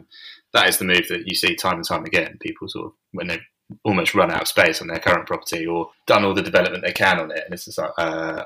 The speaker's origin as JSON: {"language": "English", "area": "north of Cambridge", "region": "East of England", "country": "United Kingdom", "tie": "born or raised there", "also_born_or_lived": "Leyton, London / Walthamstow, London", "said": "I was actually born in Leighton as well."}